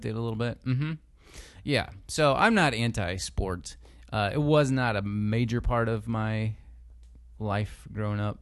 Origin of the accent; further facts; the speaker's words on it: United States; a big part of our lives as American citizens, and the same is, is true for us as Christians living in this country.